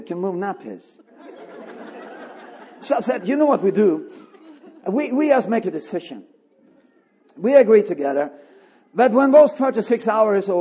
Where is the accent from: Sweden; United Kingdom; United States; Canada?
Sweden; I'm from Sweden